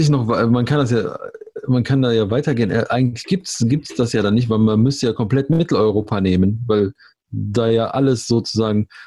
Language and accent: German; Germany; aber das sollte doch der gemeinsame Begriff sein, oder? Wir sind Deutsche.